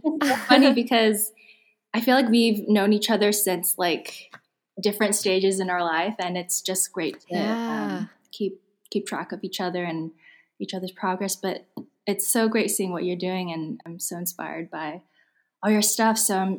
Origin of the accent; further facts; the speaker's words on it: California, United States; Growing up, I listened to a lot of like pop culture in America. I grew up in Silicon Valley, listened to a lot of like R&B, hip hop.